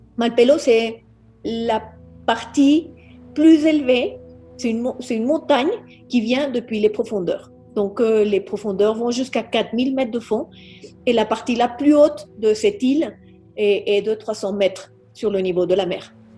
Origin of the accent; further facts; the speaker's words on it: Colombia; mes frères et moi sommes nés ici en Colombie